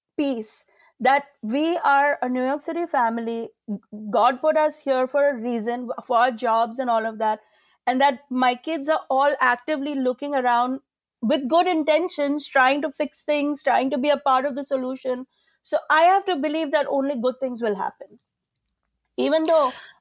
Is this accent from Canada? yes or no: no; India; as an Indian woman